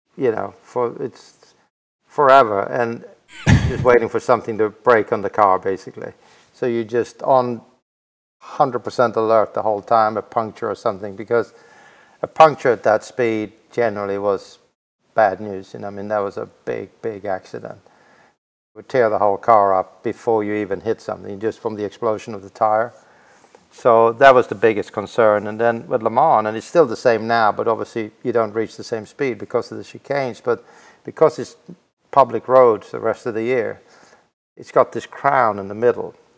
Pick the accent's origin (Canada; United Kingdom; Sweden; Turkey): Sweden; Växjö, Kronoberg County; in a very small town in Sweden called Vaxjö, V A X J